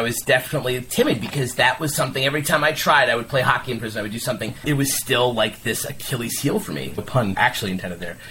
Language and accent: English; New York, United States; I played stickball growing up in New York